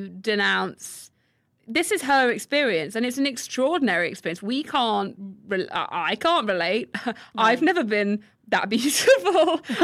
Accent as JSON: {"language": "English", "country": "United States", "said": "We're American."}